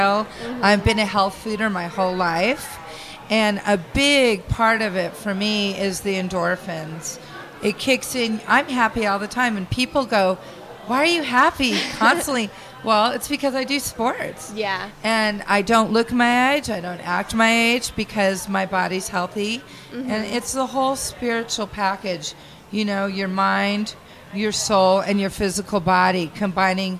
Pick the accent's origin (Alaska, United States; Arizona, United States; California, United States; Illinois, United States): Arizona, United States; Phoenix; moved away as an adult; also born or lived in Hawaii; I was from Phoenix